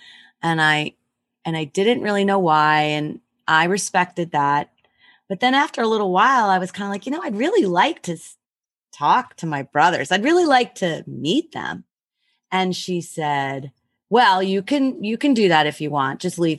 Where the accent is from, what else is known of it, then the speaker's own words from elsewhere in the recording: Rochester, United States; born there; And no, I knew I was born in Rochester, and I did all this research.